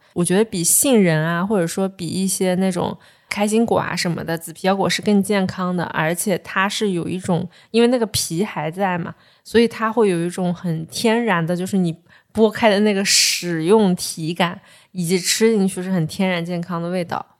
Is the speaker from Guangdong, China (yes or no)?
no; Ganzhou, Jiangxi, China; 我是赣州人